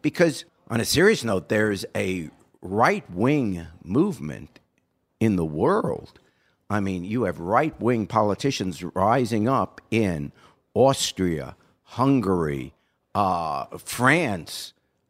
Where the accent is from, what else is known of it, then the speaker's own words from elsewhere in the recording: England, United Kingdom; born there; See, I was born in England.